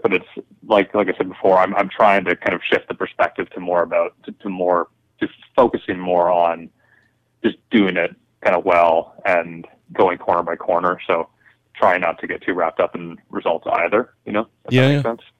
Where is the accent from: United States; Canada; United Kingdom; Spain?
Canada; Toronto, Ontario; I am coming to you from my hometown of Toronto